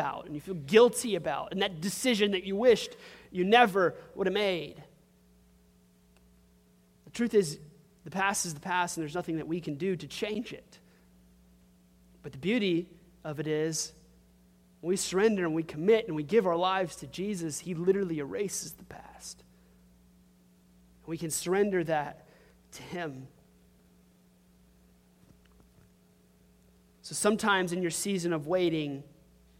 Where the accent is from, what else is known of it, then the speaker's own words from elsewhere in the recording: Crowley, Louisiana, United States; where are you from? And if I say Crowley